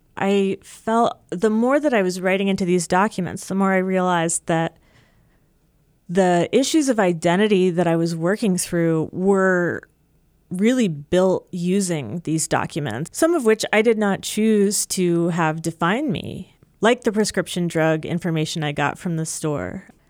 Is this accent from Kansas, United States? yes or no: no; New Jersey, United States; moved away as an adult; also born or lived in Maryland / Seattle, Washington; now in Midwest, United States; I grew up in Jersey